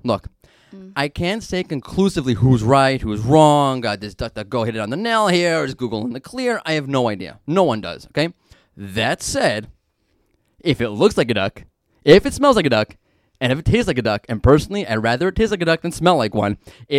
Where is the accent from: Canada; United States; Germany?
United States; New York City, New York; being that I'm from Brooklyn